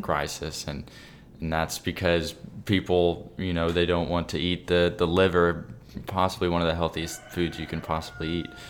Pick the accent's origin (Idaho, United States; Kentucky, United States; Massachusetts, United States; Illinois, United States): Kentucky, United States; I'm from Kentucky